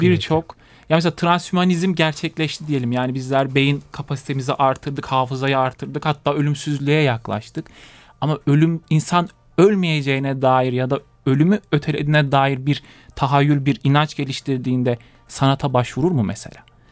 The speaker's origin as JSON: {"language": "Turkish", "region": "Konya", "country": "Turkey", "tie": "born or raised there", "moved": "as an adult", "lives_now": "Bolu, Turkey", "said": "Konya'da doğup büyüdüm"}